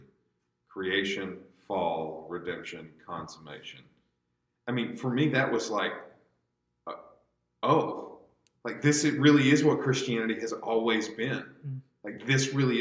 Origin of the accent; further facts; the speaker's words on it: United States; as an American believer